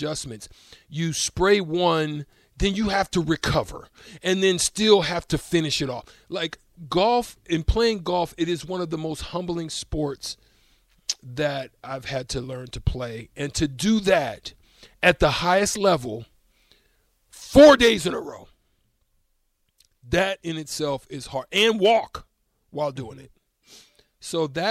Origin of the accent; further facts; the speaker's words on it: Auburn, Alabama, United States; I was born in Auburn